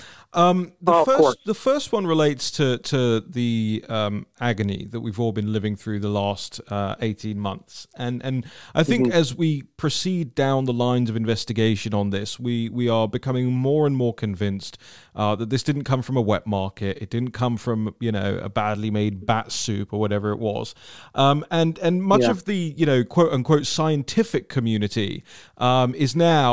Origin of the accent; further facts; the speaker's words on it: London, United Kingdom; I'm a Londoner, as many people know, and I grew up in a, you know, in a city that has that same, you know, that same dynamic